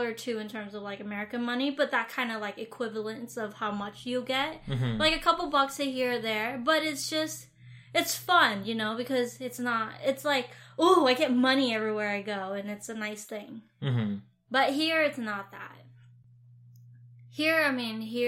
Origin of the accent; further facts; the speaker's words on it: Vietnam; now in United States; the culture that I grew up in Vietnam